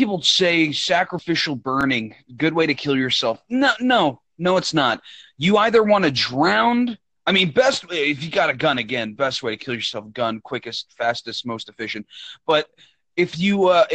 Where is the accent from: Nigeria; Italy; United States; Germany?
United States; I was born in America, raised in America.